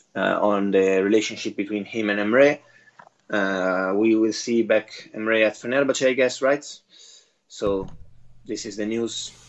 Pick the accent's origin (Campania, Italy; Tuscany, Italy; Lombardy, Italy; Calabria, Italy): Lombardy, Italy; Bergamo; moved away; Bergamo, uh, my hometown